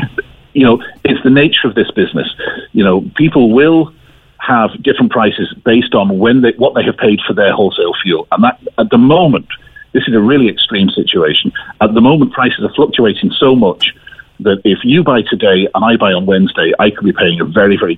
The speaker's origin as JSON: {"language": "English", "region": "County Cork", "country": "Ireland", "said": "Despite my funny accent, I'm from North Cork."}